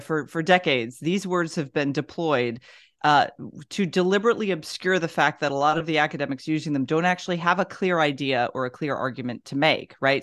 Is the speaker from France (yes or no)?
no; the South, United States; I'm from the South.